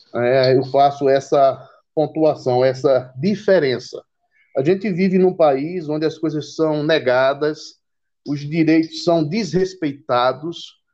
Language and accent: Portuguese; Pernambuco, Brazil; also born or lived in Salvador, Bahia; meu coração ele tem uma parte da Bahia e uma parte de Pernambuco, mas assim voltado esse tempo, o maior período em Pernambuco